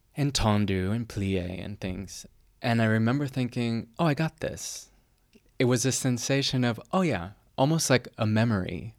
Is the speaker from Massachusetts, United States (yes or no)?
yes; near Boston, Massachusetts, United States; also born or lived in Härnösand, Sweden; now in Dresden, Germany; I was born near Boston, Massachusetts. Um, and I live in Dresden, Germany